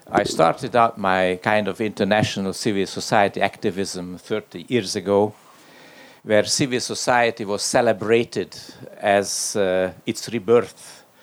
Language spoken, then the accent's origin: English; Hungary; English is a second language; And now my contribution in terms of the case study is my home country, Hungary, which is always a, a fantastic country.